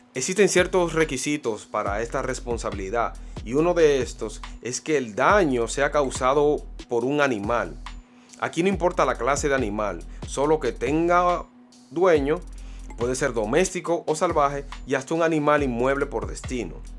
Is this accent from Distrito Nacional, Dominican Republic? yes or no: yes; Santo Domingo, Distrito Nacional, Dominican Republic; Matahambre fue mi barrio natal donde yo me pulí, eché los dientes